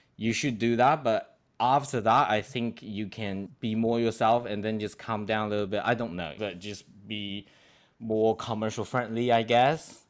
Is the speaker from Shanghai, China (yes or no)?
yes; Shanghai, China; moved away; also born or lived in Australia; I'm from Shanghai